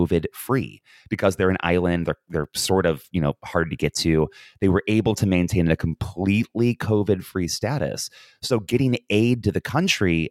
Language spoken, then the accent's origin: English; United States; now in Ireland; as an American